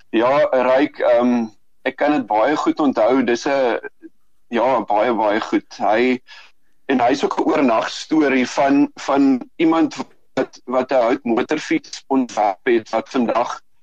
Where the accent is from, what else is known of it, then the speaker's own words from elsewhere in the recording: South Africa; ons as Suid-Afrikaners